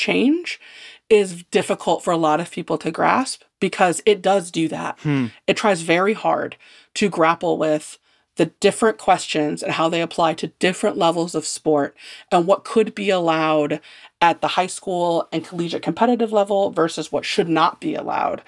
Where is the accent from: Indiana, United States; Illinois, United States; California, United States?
Indiana, United States; growing up in Indiana playing basketball